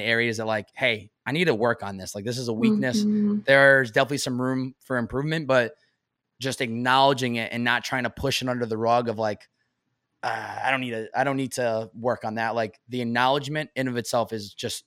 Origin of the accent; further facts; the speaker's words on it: Massachusetts, United States; now in California, United States; growing up in Massachusetts